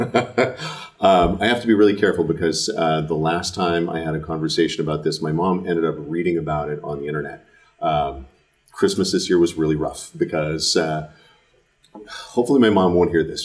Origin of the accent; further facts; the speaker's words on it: Fremont, California, United States; I grew up in Fremont, uh, it's the south part of the bay, south part of the East Bay